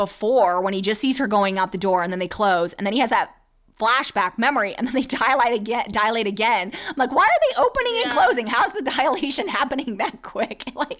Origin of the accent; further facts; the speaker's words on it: Nashville, Tennessee, United States; accent: Southern; Yes, I'm Southern. I was born in Tennessee, guys. Nashville.